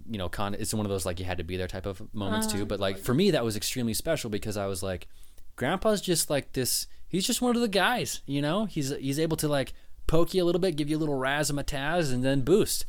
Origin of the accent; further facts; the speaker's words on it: West Jordan, Utah, United States; born there; I was like, no, I was born in Utah, West Jordan.